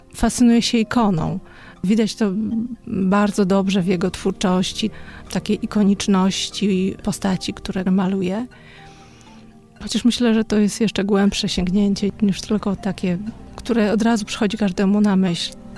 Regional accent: Podlaskie Voivodeship, Poland; now in Warsaw, Poland; Pochodzimy z Podlasia, południowego Podlasia

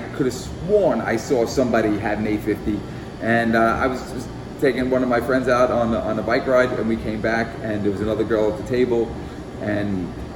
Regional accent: New York City, New York, United States; now in France; growing up in the Bronx

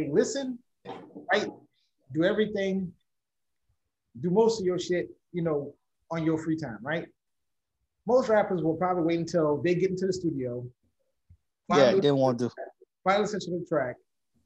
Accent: New Orleans, Louisiana, United States; we are from New Orleans

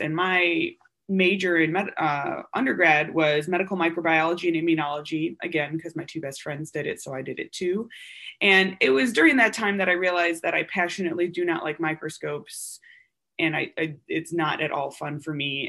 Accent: Wisconsin, United States; moved away as an adult; I'm from Wisconsin, go Badgers. Uh, and I was born and raised there

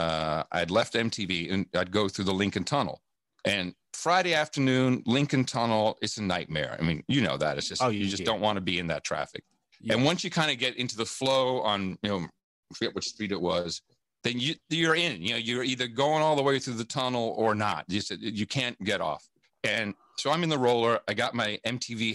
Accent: Amsterdam, North Holland, Netherlands; also born or lived in West Virginia; now in United States; I grew up in Amsterdam, even though I was born in the United States

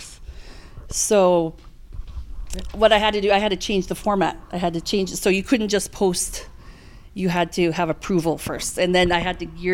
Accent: Canada; I'm from Canada

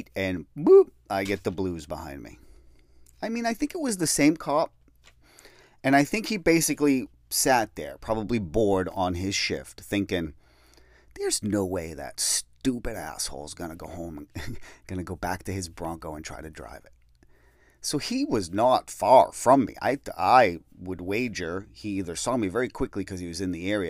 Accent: Peabody, Massachusetts, United States; the town that I grew up in Peabody

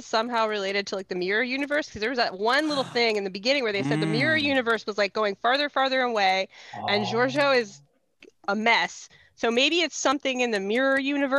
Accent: United States; as an American

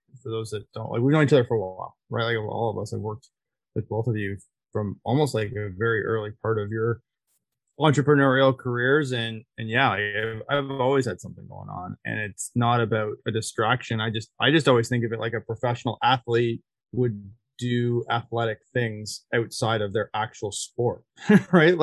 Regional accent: Barrie, Ontario, Canada; I'm from Barrie, Ontario.

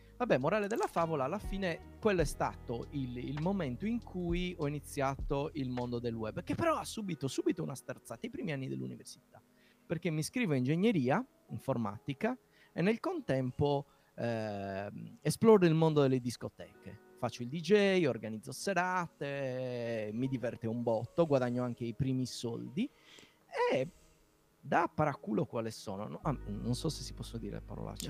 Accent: Nuoro, Sardinia, Italy; accent: Sardinian; nella città da dove vengo io, Nuoro

